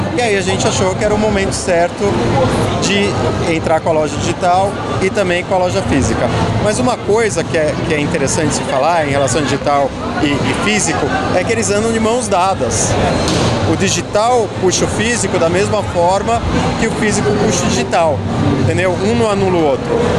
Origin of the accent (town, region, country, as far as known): Brazil